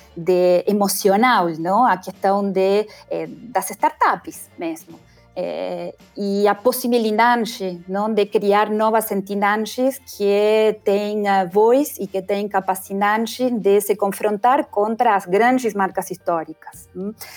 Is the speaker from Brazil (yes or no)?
no; Argentina; accent: Argentine; Portuguese is a second language; moved away as an adult; also born or lived in England / Spain / Italy; o meu sotaque argentino